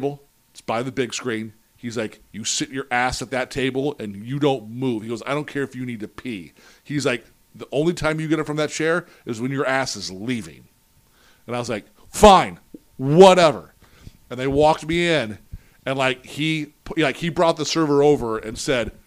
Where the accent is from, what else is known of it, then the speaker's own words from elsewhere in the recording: St. Louis, Missouri, United States; when I come home for breaks and summer vacation, my job was I worked at a now defunct sports apparel store that was in tons of malls in St. Louis